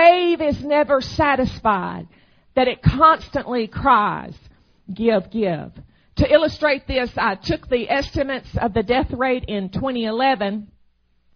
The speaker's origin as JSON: {"language": "English", "region": "Arkansas", "country": "United States", "tie": "born or raised there", "moved": "as an adult", "lives_now": "Texas, United States", "said": "my home state is Arkansas. I grew up there"}